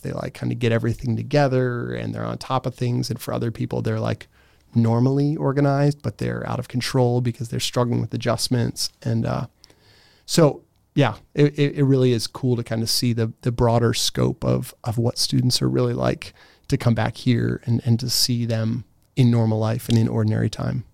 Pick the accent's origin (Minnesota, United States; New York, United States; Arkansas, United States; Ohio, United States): Ohio, United States; Steubenville; moved away as an adult; also born or lived in Gaming, Austria; I grew up in Steubenville.